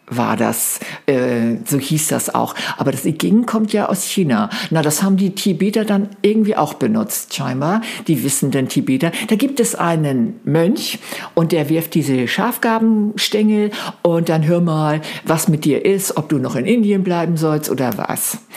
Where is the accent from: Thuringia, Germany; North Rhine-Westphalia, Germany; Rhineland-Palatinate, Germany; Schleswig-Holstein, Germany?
Schleswig-Holstein, Germany; Flensburg; über meine Heimat natürlich, über Flensburg, Stenderup, zurück nach äh, Berlin wollte.